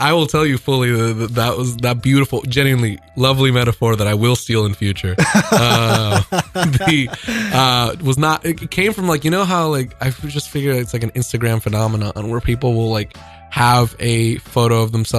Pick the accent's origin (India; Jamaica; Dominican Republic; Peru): Dominican Republic; now in New York City, United States; For someone born and raised in the Dominican Republic